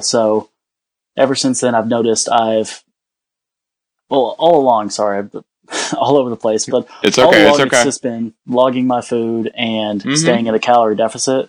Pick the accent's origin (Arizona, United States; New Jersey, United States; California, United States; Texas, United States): Texas, United States; moved away as an adult; now in North Carolina, United States; I was originally from Texas, and I moved up to North Carolina to live with some family